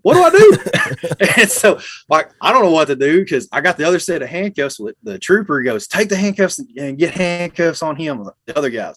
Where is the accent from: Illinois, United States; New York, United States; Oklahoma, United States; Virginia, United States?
Oklahoma, United States; Ardmore; also born or lived in Atoka, Oklahoma; I was born in South Central Oklahoma, uh, in Ardmore. Uh, was raised up in that area